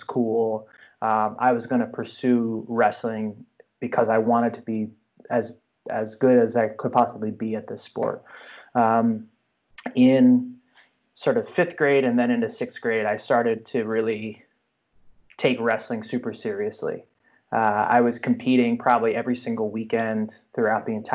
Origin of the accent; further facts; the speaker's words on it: New Jersey, United States; I grew up in New Jersey.